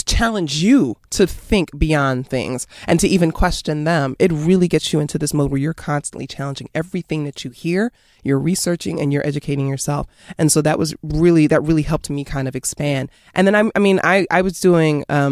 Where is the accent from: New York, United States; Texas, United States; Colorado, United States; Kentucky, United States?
New York, United States; New York City; also born or lived in Queens / Bronx; I am from New York City. I was born in Queens